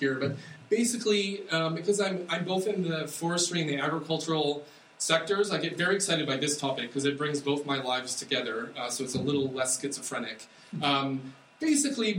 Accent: United States; I'm American

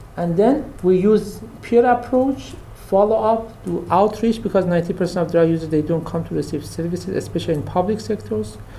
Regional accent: Kermanshah Province, Iran; I am from Kermanshah, which was one of the most affected cities in the region

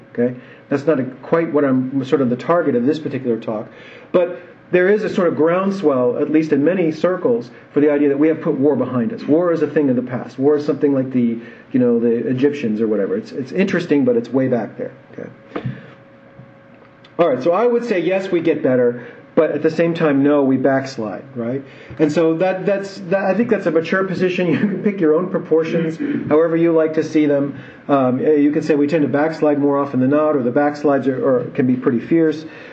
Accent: United States; I am an American, and the United States is the example that's closest to me

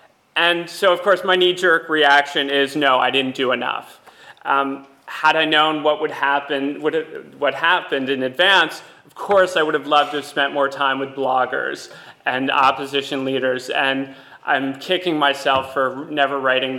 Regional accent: Lebanon; My coverage of another war, the Israeli 2006 invasion of my home country, Lebanon, helped me eventually get a staff job

